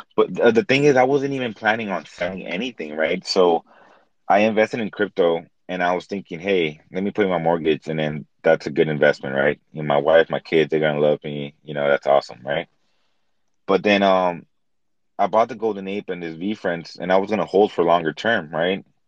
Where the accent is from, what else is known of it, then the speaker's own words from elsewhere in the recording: Los Angeles, California, United States; I was born in East LA. I come from Mexican American. Um I'm I'm a, I'm a first generation Mexican American. So my parents um they come from Mexico.